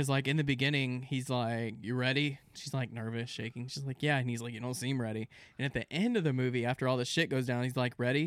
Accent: Central Florida, United States; we grew up in Central Florida

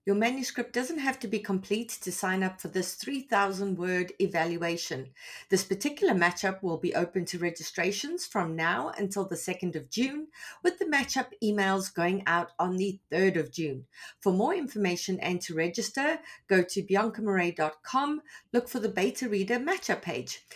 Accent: South Africa; now in Toronto, Canada; I'm South African, tons of Zimbabwean friends, as many of them here in, uh, Toronto.

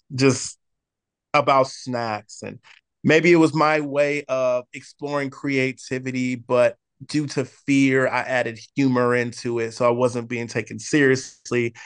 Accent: San Diego, California, United States; also born or lived in Oceanside, California; I grew up in the most amazing city in the entire world, and I'm not biased just because I live here, but in sunny San Diego, California

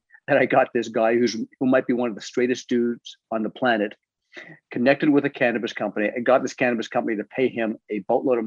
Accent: Toronto, Ontario, Canada; I'm from Toronto

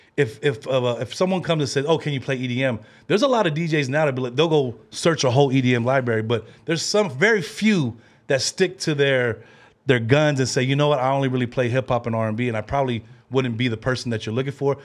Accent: Bay Area, California, United States; We came from the Bay Area

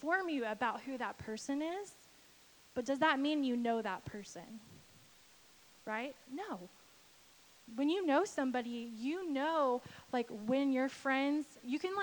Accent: Texas, United States; I'm from Texas

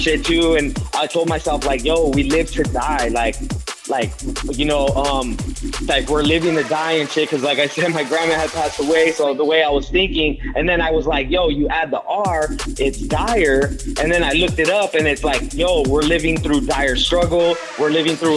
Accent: La Puente, California, United States; I grew up in La Puente, San Gabriel Valley

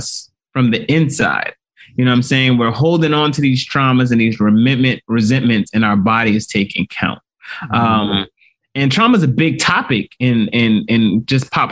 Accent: Nigeria; I'm Nigerian

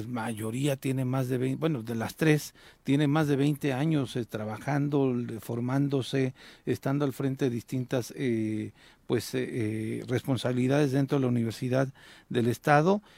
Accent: Mexico; como mexicanos

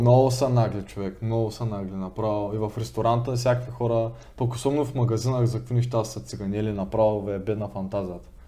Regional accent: Bulgaria; moved away as an adult; now in United States; съм от България

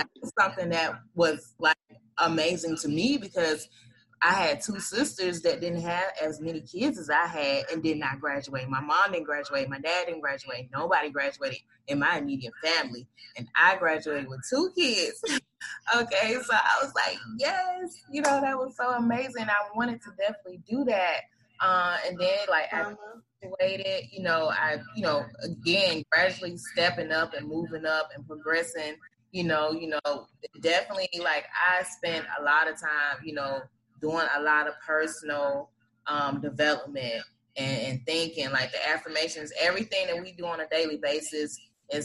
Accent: Atlanta, Georgia, United States; I think Gwen, I grew up on Bankhead too. Okay, so listen, baby, I had an awesome childhood, but you know, being and living in that area, you've seen a lot as a child.

